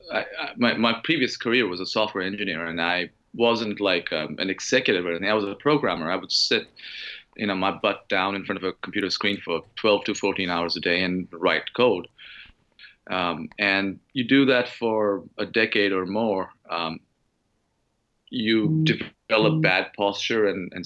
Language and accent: English; Mumbai, Maharashtra, India; moved away; I was born and raised in Mumbai